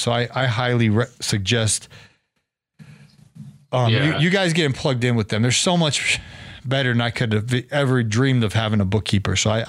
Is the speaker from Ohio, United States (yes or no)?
yes; Ohio, United States; moved away; also born or lived in Duluth, Georgia; So I grew up in Ohio.